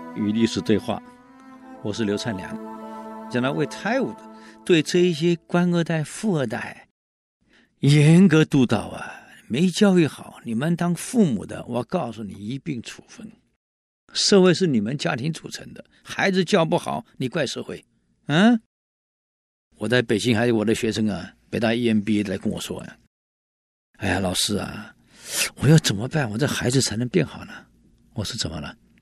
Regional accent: Taiwan; 我们闽南人有一句，我们台湾人有一句话啊，一种米养百种人

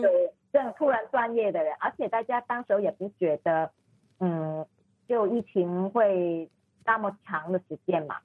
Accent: Hong Kong; Chinese is a second language; moved away as an adult; also born or lived in Bangkok, Thailand; now in Chiang Mai, Thailand; 我是香港人

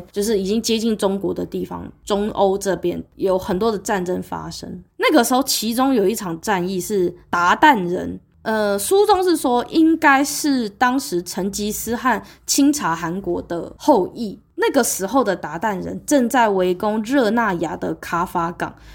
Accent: Taiwan; 我是在台湾，对不起，因为我，我是台湾人，一个亚热带国家，亚热带国家，北回归线穿过去的国家

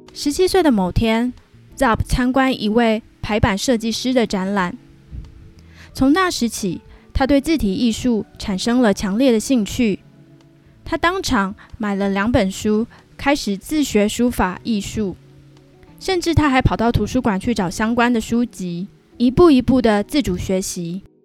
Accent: Pingtung County, Taiwan; also born or lived in Hsinchu, Taiwan; 我已经从新竹搬回了我的老家屏东。在我录音的这个地方，就是我屏东的家

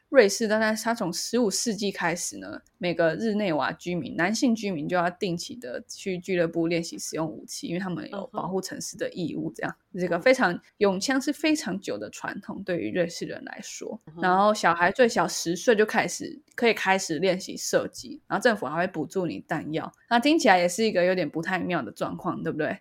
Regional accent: Taiwan; 身为一个台湾人

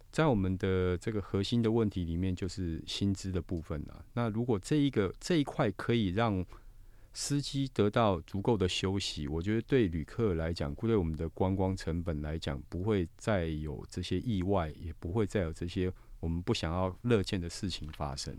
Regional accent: Taiwan; 我们台湾这边

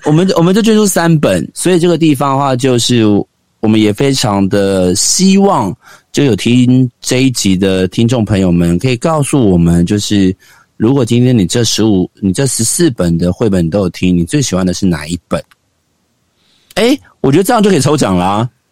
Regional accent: Xinzhuang, New Taipei, Taiwan; 我们家靠近新庄棒球场非常的近

